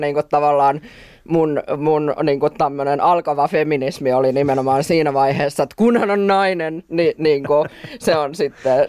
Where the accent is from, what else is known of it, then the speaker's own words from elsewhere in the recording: Forssa, Tavastia Proper, Finland; mä oon Vorsasta